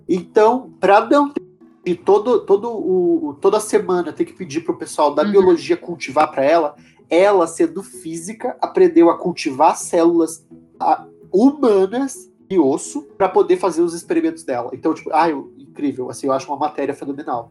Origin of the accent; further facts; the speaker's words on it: Paraná, Brazil; eu sou do Paraná